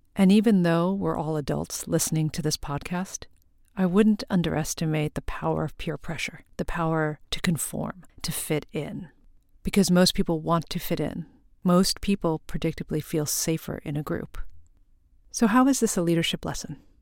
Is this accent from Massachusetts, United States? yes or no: no; Long Island, New York, United States; also born or lived in Korea; I was born in Korea and adopted to a white family on Long Island, and I grew up in primarily white Christian neighborhoods